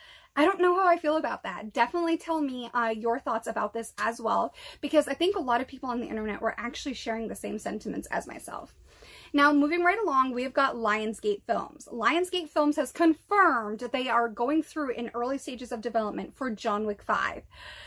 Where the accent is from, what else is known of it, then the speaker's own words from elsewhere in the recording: East Coast, United States; I am born and raised on the East Coast. I spent a lot of time in Rhode Island.